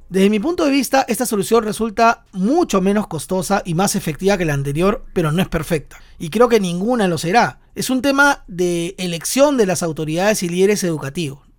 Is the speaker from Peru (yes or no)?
yes; Peru; also born or lived in Lima, Peru; desde Lima, Perú